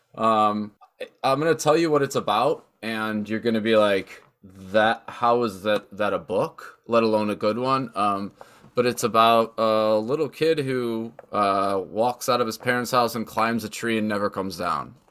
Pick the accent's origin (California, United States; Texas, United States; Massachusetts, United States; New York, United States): New York, United States; Buffalo; growing up in Western New York and, and there being so much nature even in the cities